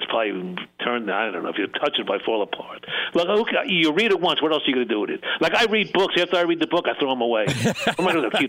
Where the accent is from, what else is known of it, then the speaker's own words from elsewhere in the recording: New York City, New York, United States; accent: New York Brooklyn twang; also born or lived in Golders Green, London (grandfather); now in Cincinnati, United States; my accent, which I never thought I had, but my New York Brooklyn twang